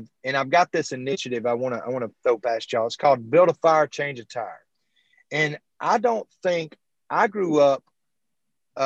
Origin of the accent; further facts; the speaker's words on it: Alabama, United States; I'm being from Alabama